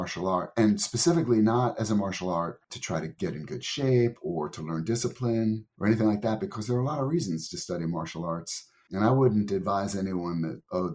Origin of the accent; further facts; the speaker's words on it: New Jersey, United States; moved away as an adult; also born or lived in Tokyo, Japan; growing up in New Jersey